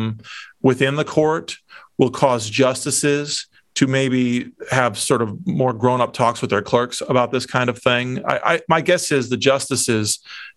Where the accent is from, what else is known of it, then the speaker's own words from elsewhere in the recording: Dubuque, Iowa, United States; now in Washington, United States; I'm from Dubuque, the beautiful part of Iowa, up in the Northeast.